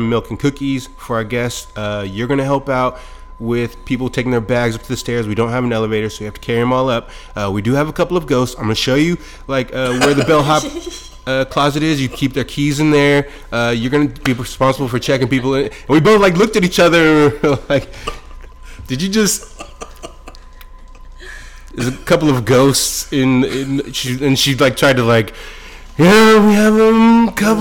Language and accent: English; Monterey, California, United States; I grew up in Monterey.